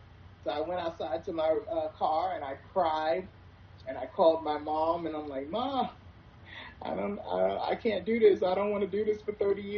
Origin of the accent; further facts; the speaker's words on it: New York, United States; also born or lived in South Carolina; I am from New York, the food capital of the world